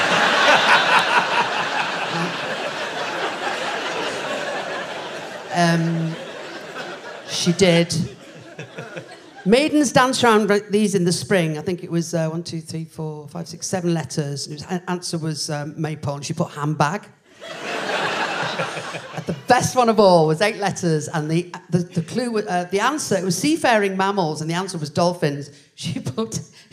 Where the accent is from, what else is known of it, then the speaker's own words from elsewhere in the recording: Liverpool, North West England, United Kingdom; I'm from originally from Liverpool